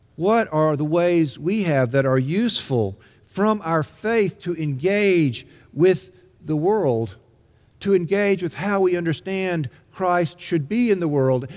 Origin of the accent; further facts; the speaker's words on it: Mississippi, United States; When I was growing up in Mississippi in the nineteen sixties